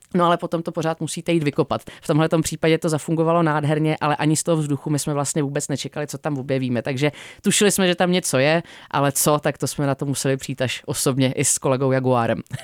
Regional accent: Czechia; u nás v Čechách

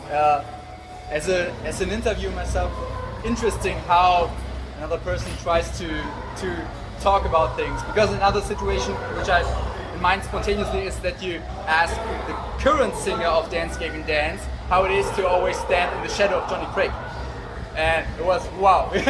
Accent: Cologne, North Rhine-Westphalia, Germany; he was in Cologne, in my hometown

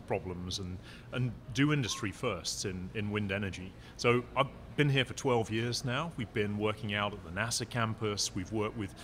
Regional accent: Isle of Wight, South East England, United Kingdom; moved away; I'm from a place called the Isle of Wight on the south coast of England

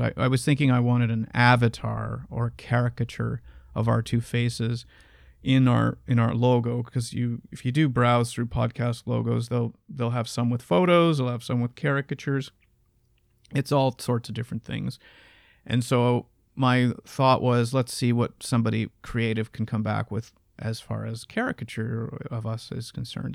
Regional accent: Canada; we are both Canadian

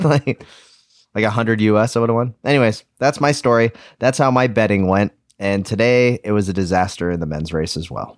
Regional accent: United States; I'm an American

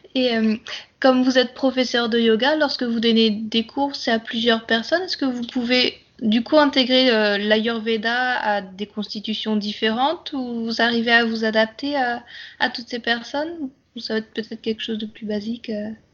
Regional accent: Brittany, France; Je suis bretonne d'origine

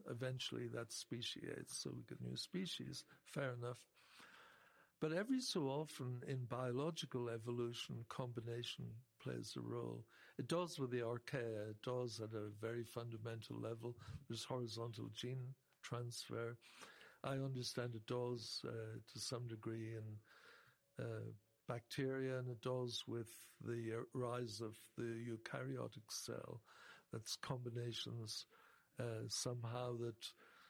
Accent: Ireland; I'm from Ireland

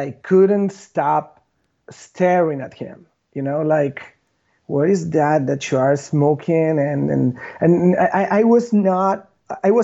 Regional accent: Buenos Aires, Argentina; I was born and raised in Buenos Aires

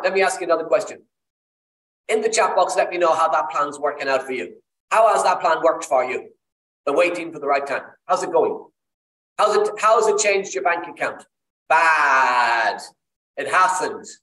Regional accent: Ireland; accent: Irish; I'm Irish, as you can tell by the accent

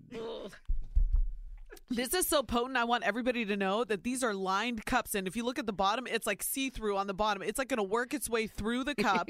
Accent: Ohio, United States; Soy Nicaraguense, but I was born and raised in Ohio.

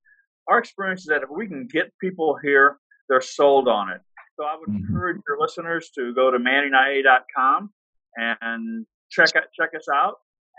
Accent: Austin, Texas, United States; I came from Austin, Texas, and absolutely love Austin.

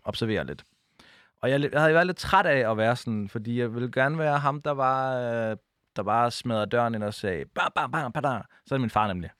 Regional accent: Odense, Southern Denmark, Denmark; moved away; jeg var bare ham fra Odense

